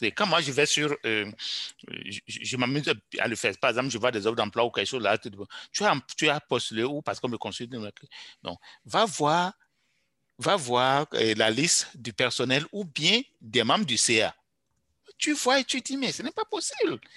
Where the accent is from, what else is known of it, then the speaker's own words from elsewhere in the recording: Canada; il faudra que, en tant que Canadien, je suis dedans, nous comprenions que nous pénalisons doublement les pays où nous allons chercher nos, immigrants.